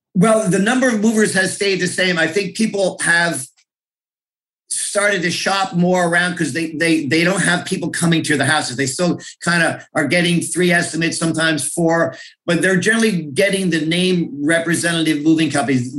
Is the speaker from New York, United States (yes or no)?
no; North Plainfield, New Jersey, United States; I grew up in North Plainfield, now live with, with my family in Scotch Plains.